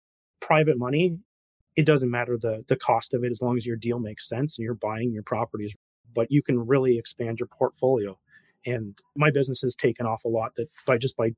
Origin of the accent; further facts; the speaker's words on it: Canada; Me being a Canadian